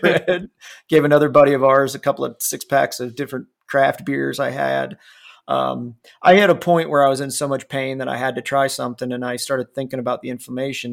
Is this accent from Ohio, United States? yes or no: yes; Ohio, United States; moved away; I grew up on Miracle Whip in, in, in Ohio